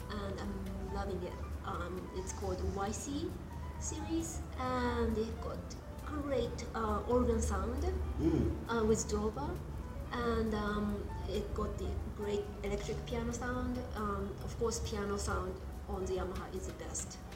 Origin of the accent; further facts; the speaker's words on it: Japan; moved away; the same model I grew up with in Japan.